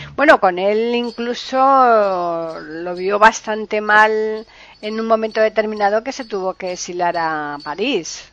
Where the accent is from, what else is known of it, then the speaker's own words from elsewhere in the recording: Seville, Andalusia, Spain; yo soy eh, sevillana